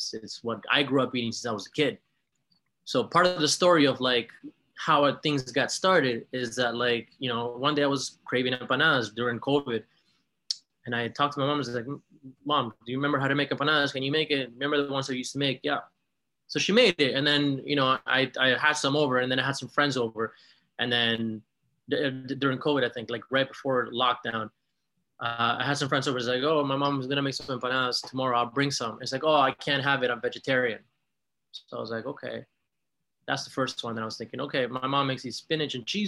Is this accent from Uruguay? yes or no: yes; Uruguay; moved away